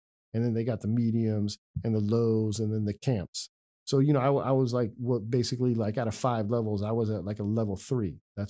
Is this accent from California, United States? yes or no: yes; California, United States; I was born and raised in California. So even though my case was from Virginia, you know, I was like, I'm from California.